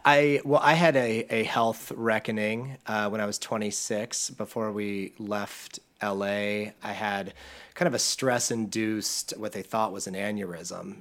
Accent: Akron, Ohio, United States; I'm from the Midwest. I live in Akron, Ohio, Northeast Ohio

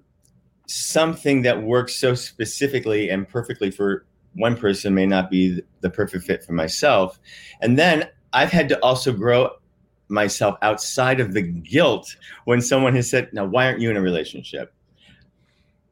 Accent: Midwest, United States; I'm a boy from the Midwest

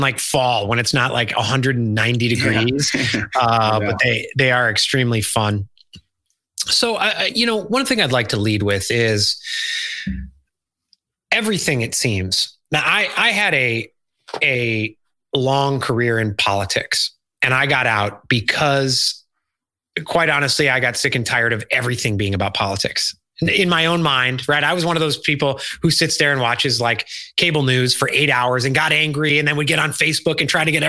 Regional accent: Chicago, Illinois, United States; now in Charleston, United States; I grew up in Chicago

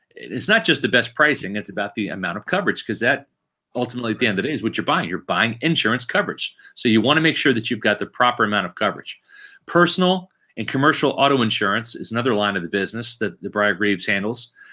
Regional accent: Kansas City, United States; moved away; I grew up in Kansas City

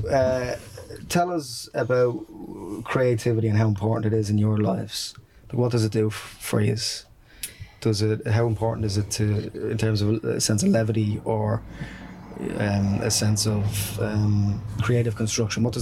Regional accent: Dublin, Leinster, Ireland; with a working class background. Like I'm from Ballymun

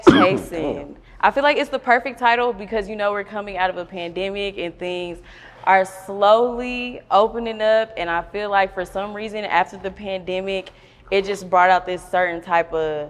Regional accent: the South, United States; I'm from the South.

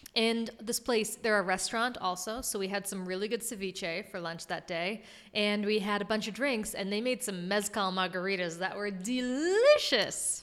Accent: Massachusetts, United States; bang a Yui, as you know we say in Massachusetts

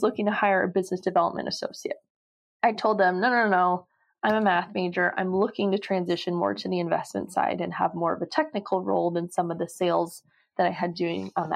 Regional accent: Los Angeles, California, United States; also born or lived in Maine; I grew up in Los Angeles

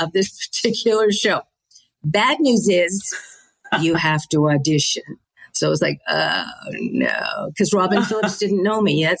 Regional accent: Manitoba, Canada; MTC, my hometown in Manitoba, they picked it up.

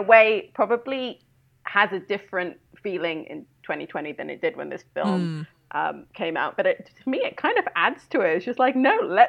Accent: United Kingdom; when you're kind of a teenager in the UK

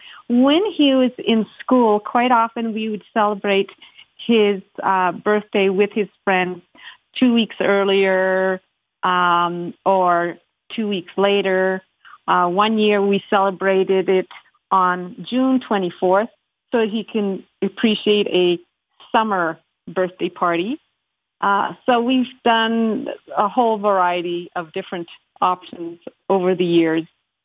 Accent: Calgary, Alberta, Canada; I'm from Calgary.

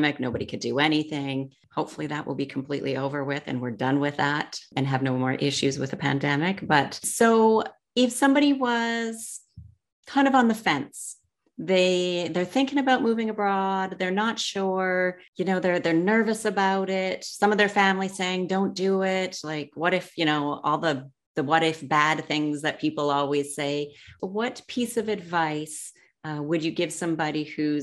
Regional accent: Canada; moved away; I'm from Canada

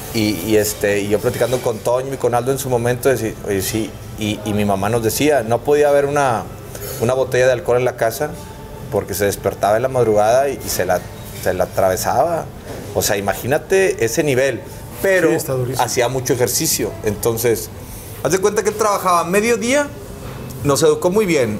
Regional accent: Monterrey, Nuevo León, Mexico; also born or lived in Mexico City; yo salí del Big Brother, otro regio, mamadillo, este, igual que el pato, güerillo

